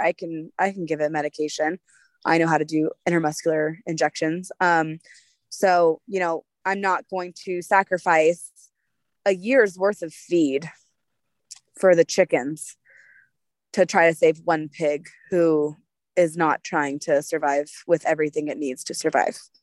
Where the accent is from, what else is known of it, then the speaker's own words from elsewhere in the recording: United States; we're patriotic American people